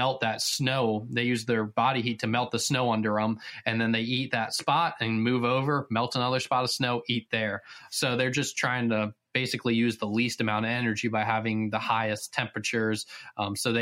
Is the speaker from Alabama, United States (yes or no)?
no; Virginia, United States; moved away; growing up in Virginia